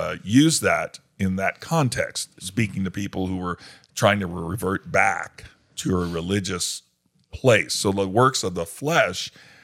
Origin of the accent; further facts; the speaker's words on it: New York City, New York, United States; I grew up in New York City